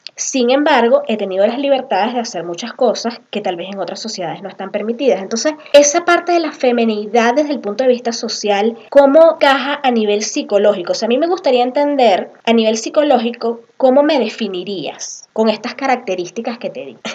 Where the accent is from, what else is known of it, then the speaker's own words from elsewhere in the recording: Venezuela; moved away as an adult; now in Peru; yo tengo un poco más de tres años en el Perú, ambas somos venezolanas